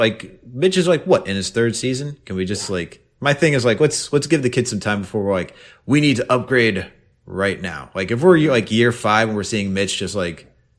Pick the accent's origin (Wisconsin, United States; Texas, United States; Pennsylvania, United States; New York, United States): New York, United States; Westchester; I'm from Westchester.